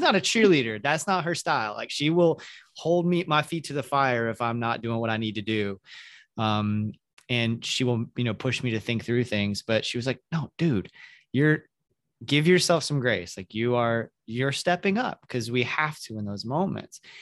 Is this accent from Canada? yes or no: no; the South, United States; moved away; I grew up in the South in the evangelical church